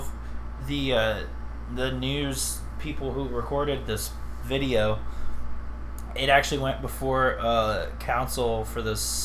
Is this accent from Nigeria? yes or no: no; Central Ohio, United States; I come from Central Ohio. You come from Southern Ohio. So there's going to be words that you say differently than me.